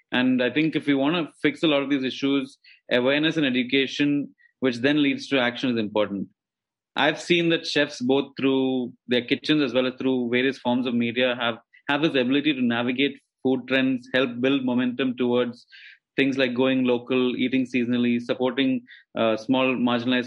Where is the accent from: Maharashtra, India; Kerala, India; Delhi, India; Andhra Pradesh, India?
Kerala, India; Kochi; I grew up in a small city in the southern part of India called Kochi.